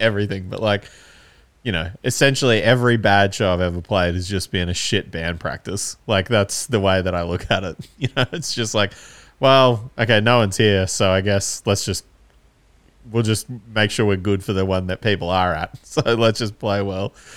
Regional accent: Canberra, Australian Capital Territory, Australia; we're from Canberra, so we're only, like, three hours away

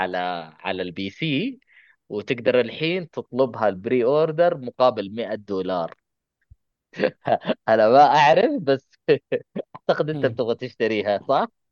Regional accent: Saudi Arabia; عندنا في السعوديه

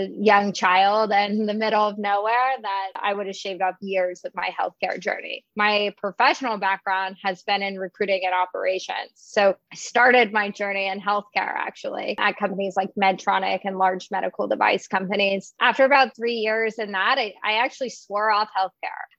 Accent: Texas, United States; I grew up in Texas, actually a rural community about an hour outside of Austin

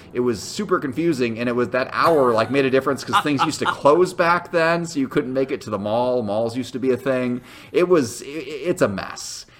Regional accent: near the Illinois-Indiana border, United States; moved away; I grew up near the Illinois-Indiana border, so I was just, so I was just on the other side of the line.

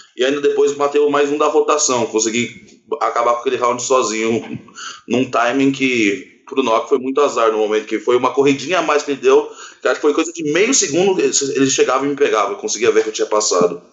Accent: Orlando, Florida, United States; now in Brazil; Eu ainda morava nos Estados Unidos, que eu cresci lá em Orlando

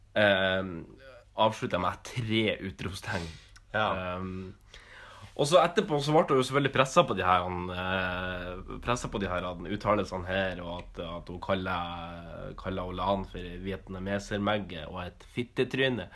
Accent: Northern Norway, Norway; Jeg er jo nordlending

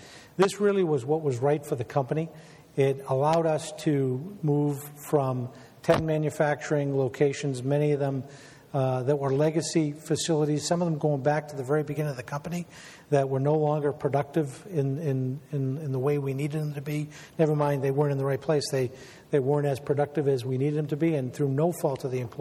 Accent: Weymouth, Massachusetts, United States; I grew up in Weymouth

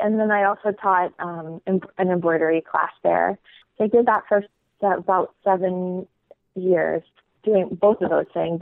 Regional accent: Pentwater, Michigan, United States; moved away as an adult; also born or lived in Iowa / Chicago; I'm from West Michigan, from a really small town called Pentwater

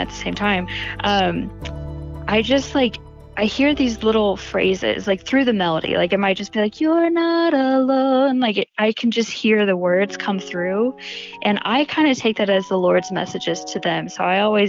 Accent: Indianapolis, Indiana, United States; I am from Indianapolis, Indiana

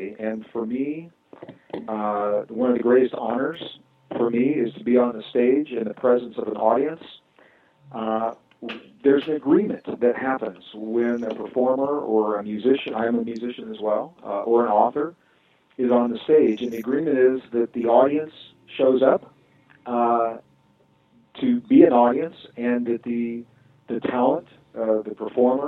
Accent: Midwest, United States; I was born and raised in the Midwest

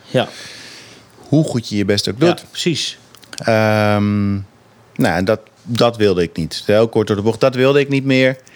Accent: Amsterdam, North Holland, Netherlands; Ik kom natuurlijk zelf uit Amsterdam.

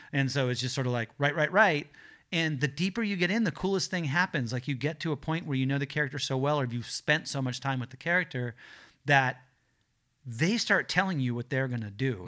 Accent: Los Angeles, California, United States; I grew up in the South Bay here in Los Angeles

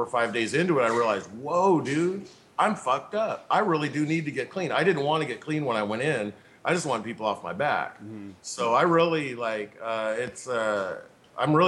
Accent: Tacoma, Washington, United States; I was raised in Tacoma

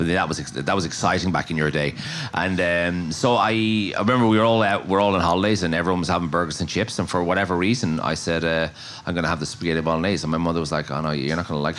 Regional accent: Maynooth, County Kildare, Ireland; where I grew up in Manute was not a big foodie town, or we weren't a big foodie house, so I suppose it was a way to mark out my identity.

